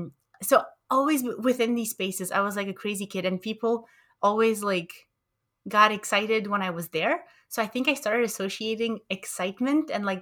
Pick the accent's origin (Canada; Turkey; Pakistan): Canada; Montreal, Quebec; also born or lived in Romania; I think I tend to emphasize the bridges between my origins in Romania and my, you know, growing up in Montreal, in Canada.